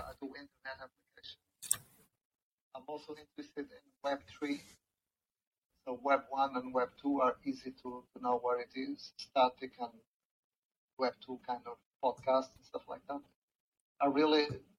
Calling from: Washington, District of Columbia, United States; I'm calling from Washington, D.C. Nice. I'm from Washington, D.C.

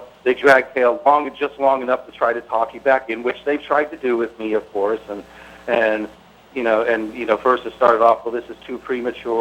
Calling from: Middlebury, Vermont, United States; I'm calling from Middlebury, Vermont, a musician up here.

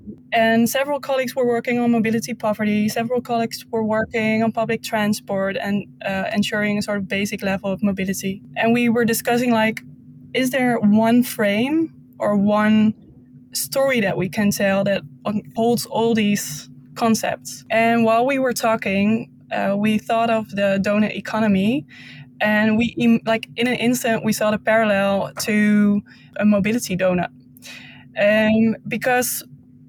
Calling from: Zwolle, Overijssel, Netherlands; But I'm calling in from Zwolle right now.

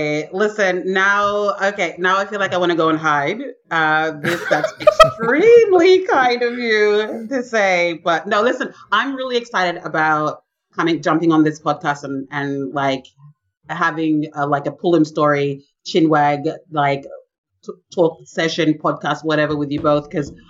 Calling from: Brisbane, Queensland, Australia; I am zooming in from Meanjin, which is the unceded lands of the Yagara and Turrbal people.

